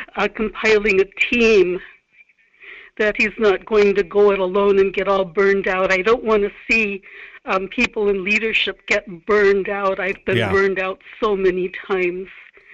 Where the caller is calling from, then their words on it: Kodiak, Alaska, United States; Harleen and Kodiak.